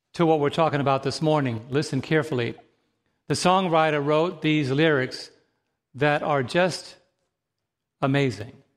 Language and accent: English; New York City, New York, United States; growing up in New York City